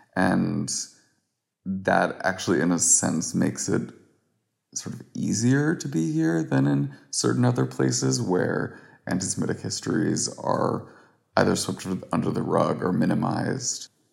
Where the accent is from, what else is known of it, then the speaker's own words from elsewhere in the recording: Houston, Texas, United States; moved away as an adult; also born or lived in New York; now in Berlin, Germany; I am from Houston, Texas originally